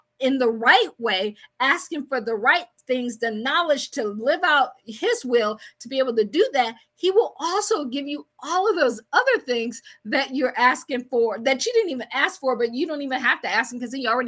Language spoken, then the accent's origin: English; Akron, Ohio, United States; I am from Akron, Ohio